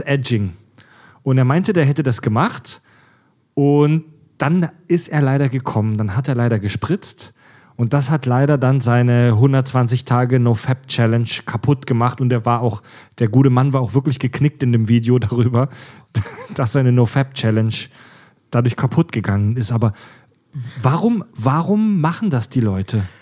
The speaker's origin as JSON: {"language": "German", "area": "Swabia", "region": "Baden-Württemberg", "country": "Germany", "said": "ich komme ja aus dem Schwabeländle, aus dem äh, äh, baden-württembergischen Raum, Südwestdeutschland"}